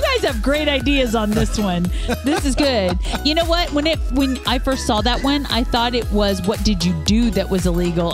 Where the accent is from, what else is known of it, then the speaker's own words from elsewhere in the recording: Kansas, United States; we're from Kansas.